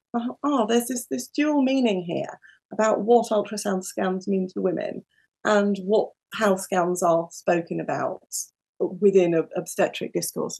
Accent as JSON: {"language": "English", "country": "United Kingdom", "tie": "born or raised there", "also_born_or_lived": "New Zealand", "said": "I was born just outside London to parents who had not grown up in the UK"}